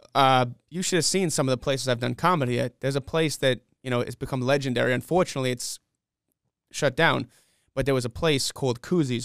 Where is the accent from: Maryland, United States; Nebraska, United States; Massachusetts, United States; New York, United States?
New York, United States; New York City; moved away as an adult; now in Rock Hill, United States; I grew up in Flushing, Queens